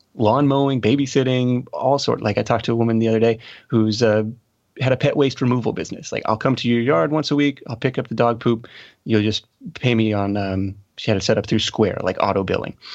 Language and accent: English; Seattle, Washington, United States; I grew up outside of, uh, Seattle, Washington